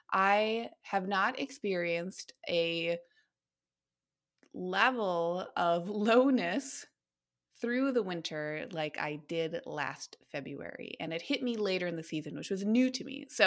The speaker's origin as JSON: {"language": "English", "region": "Minnesota", "country": "United States", "lives_now": "Oregon, United States", "said": "I thought I was cocky when I moved here, and I thought, well, since I'm coming from Minnesota, Minnesota, I have completely experienced seasonal affective before right?"}